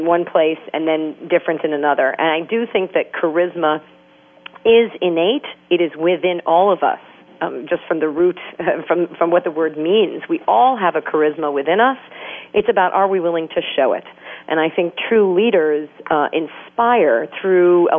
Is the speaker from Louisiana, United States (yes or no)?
no; New York City, New York, United States; I'm from New York City